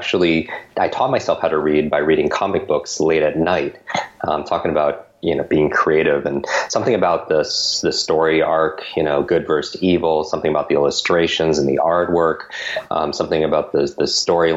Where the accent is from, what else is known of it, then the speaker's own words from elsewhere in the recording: Westchester, New York, United States; I was born and grew up in Westchester, New York. It's a suburb of New York City, just north of the city